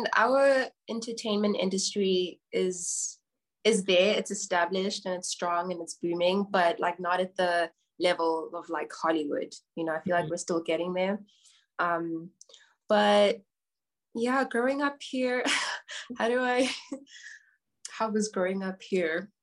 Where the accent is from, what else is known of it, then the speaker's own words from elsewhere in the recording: Johannesburg, Gauteng, South Africa; I'm from South Africa, Johannesburg specifically. I grew up in Johannesburg, was born in Johannesburg.